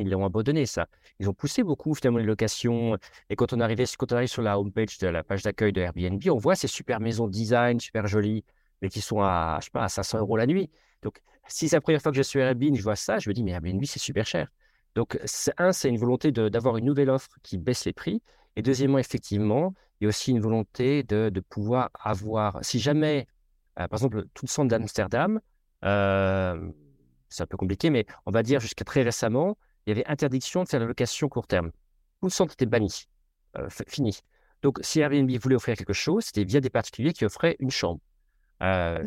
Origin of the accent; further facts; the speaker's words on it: France; je suis français, je ne le cache pas